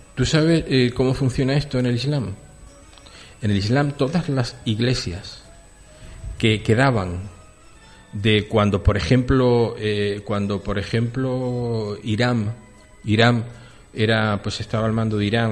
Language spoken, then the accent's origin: Spanish; Ceuta, Spain; moved away; yo nací en Ceuta y conozco el Príncipe y Jadú desde que me salieron los dientes